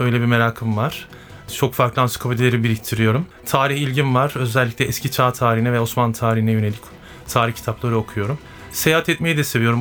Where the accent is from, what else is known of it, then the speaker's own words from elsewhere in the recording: Sivas Province, Turkey; Ben 1979 Sivas doğumluyum.